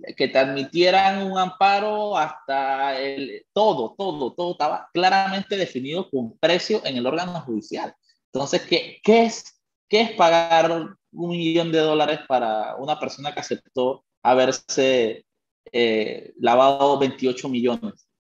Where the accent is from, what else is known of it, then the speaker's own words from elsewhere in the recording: Panama; soy panameño